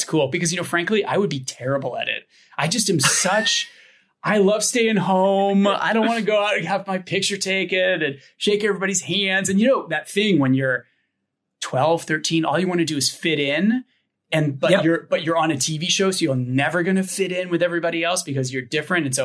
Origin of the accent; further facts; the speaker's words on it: Ventura, California, United States; also born or lived in Ojai; Ventura, not quite Ojai, but like an hour north. Like, so I was born in Ojai, but we moved to Ventura when I was like a one year old